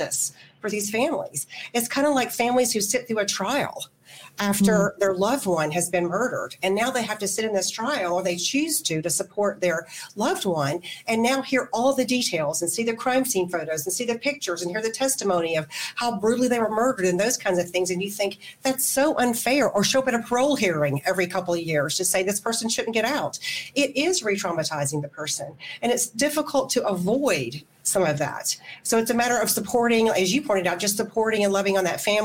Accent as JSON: {"language": "English", "region": "Alabama", "country": "United States", "tie": "born or raised there", "said": "I grew up in Alabama"}